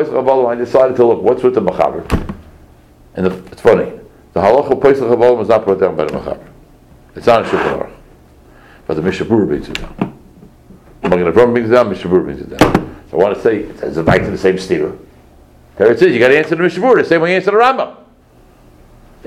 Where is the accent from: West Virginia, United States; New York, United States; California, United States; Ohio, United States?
New York, United States; New York City; I grew up in Crown Heights